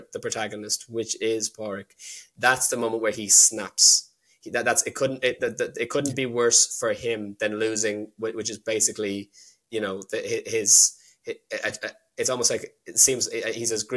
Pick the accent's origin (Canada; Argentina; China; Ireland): Ireland; Dublin, Leinster; also born or lived in London, United Kingdom; I was born in London, raised in Dublin